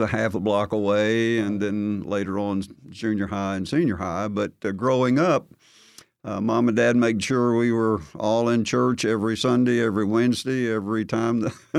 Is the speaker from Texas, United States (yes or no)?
no; Gadsden, Alabama, United States; Alabama. Grew up there and a good Christian family. Dad worked at the steel plant and mom worked at home.